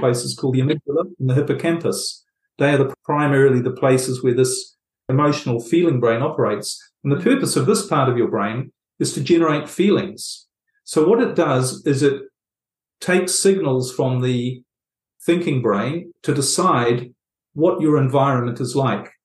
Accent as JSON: {"language": "English", "country": "New Zealand", "tie": "born or raised there", "moved": "yes", "said": "I was brought up in New Zealand, as you might pick up from my accent, and I lived quite a bit of my life there"}